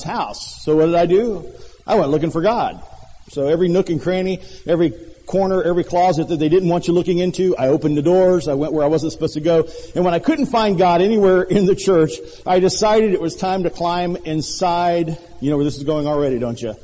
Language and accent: English; Millington, Tennessee, United States; moved away; When I was a young man growing up in Millington, Tennessee, a small town not much bigger than Rocky Mount